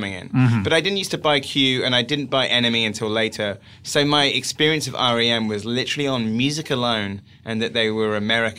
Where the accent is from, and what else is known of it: Wells, South West England, United Kingdom; born or raised there